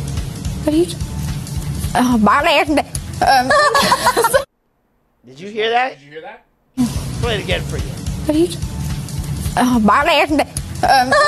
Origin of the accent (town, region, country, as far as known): Jamaica